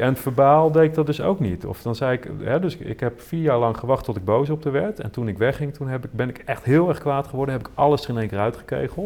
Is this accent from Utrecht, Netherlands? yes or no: yes; Veenendaal, Utrecht, Netherlands; ik groeide op in Veenendaal